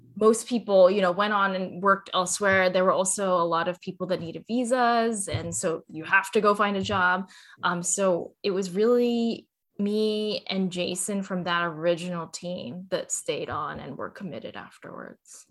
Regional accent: Cerritos, California, United States; I grew up in California in a city called Cerritos

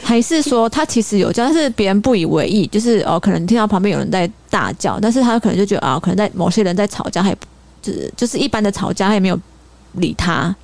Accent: Sanchong, New Taipei, Taiwan; 因为我从小是住在三重，在三重长大的

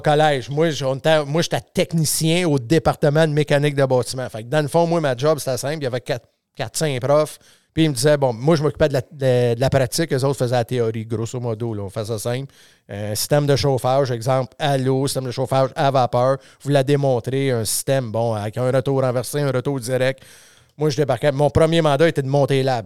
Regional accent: Saint-Nazaire-d'Acton, Quebec, Canada; j'ai grandi à Saint-Nazaire, pas loin du village

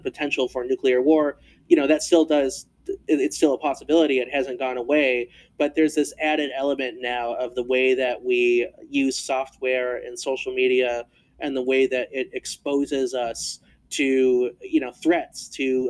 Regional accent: United States; we as Americans

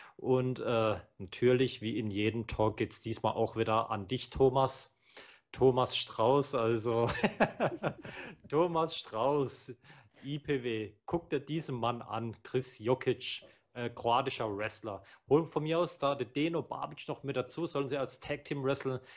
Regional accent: Germany; ich bin ja hier in Deutschland geboren

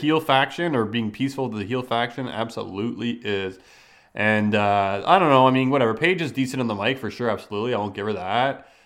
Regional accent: Canada; growing up in Canada

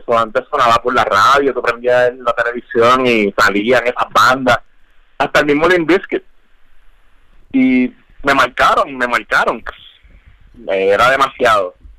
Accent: Puerto Rico; Siendo puertorriqueño

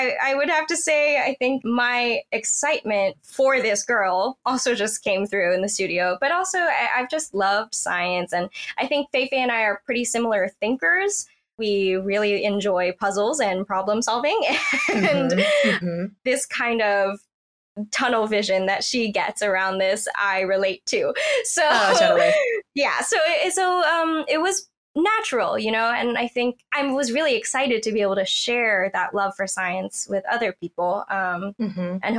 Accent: Cupertino, California, United States; I grew up in Cupertino in Silicon Valley

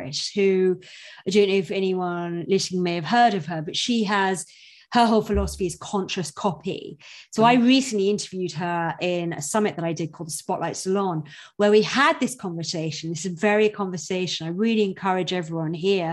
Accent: United Kingdom; I'm British

